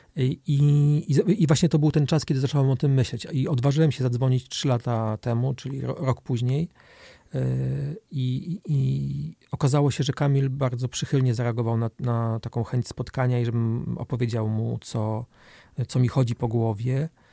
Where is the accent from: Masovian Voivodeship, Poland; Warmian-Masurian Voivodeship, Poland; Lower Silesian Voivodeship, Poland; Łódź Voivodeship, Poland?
Warmian-Masurian Voivodeship, Poland; Olsztyn; moved away as an adult; also born or lived in Germany; now in Warsaw, Poland; Jestem z Olsztyna, tak. Jestem bardzo, bardzo związany z tym miejscem, chociaż już dłużej w Olsztynie nie mieszkam niż tu mieszkałem, bo, bo rzeczywiście mieszkałem do 19 roku życia